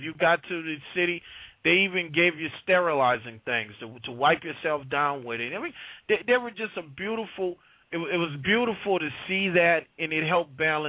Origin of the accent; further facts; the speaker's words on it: New Orleans, Louisiana, United States; Yeah, well, you know, I'm from the Lower Ninth Ward.